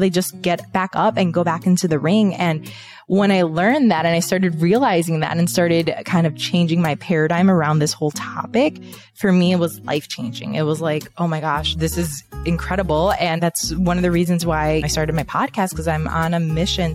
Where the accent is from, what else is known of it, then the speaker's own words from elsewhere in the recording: Chicago, Illinois, United States; moved away as an adult; now in Miami, United States; I was born and raised in Chicago. I now live in Miami, Florida with my husband.